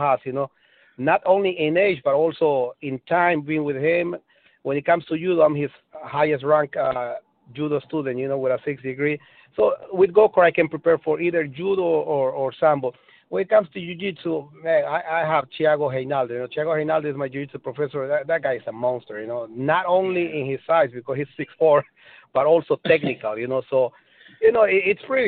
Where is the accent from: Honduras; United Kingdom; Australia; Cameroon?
Honduras; moved away; I'm from Honduras, you know, and we eat a lot of Spanish food